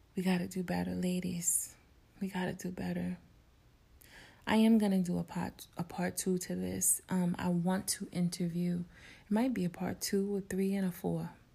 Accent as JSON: {"language": "English", "town": "New York City", "region": "New York", "country": "United States", "tie": "born or raised there", "said": "In my neighborhood growing up in New York City"}